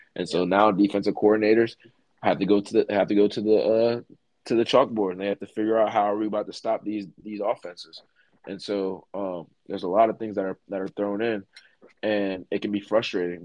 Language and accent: English; Middletown, Pennsylvania, United States; the area that we grew up in in Middletown